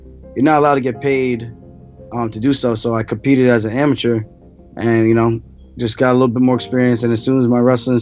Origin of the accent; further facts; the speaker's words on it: Uniondale, New York, United States; also born or lived in Roosevelt, New York; I grew up in Long Island, New York. Lived in Roosevelt for a few years, and moved over to Uniondale, New York, which is also on Long Island